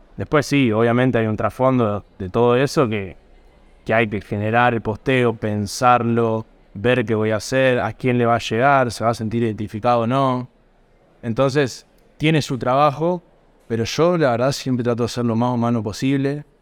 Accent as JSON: {"language": "Spanish", "town": "Norberto de la Riestra", "region": "Buenos Aires Province", "country": "Argentina", "tie": "born or raised there", "moved": "as an adult", "lives_now": "Buenos Aires, Argentina", "said": "Vengo de un pueblo que se llama Norberto de la Riestra, un pueblo de 7.000 habitantes. En el año 2017, que terminé la secundaria, a fines me vine para acá, para Buenos Aires"}